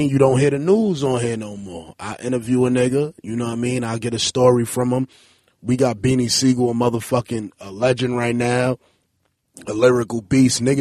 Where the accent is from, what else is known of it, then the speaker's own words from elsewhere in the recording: New York, United States; I'm from Alabama Avenue between New Lots and Hegeman. Um, it was nothing but lots on my block and about eight houses.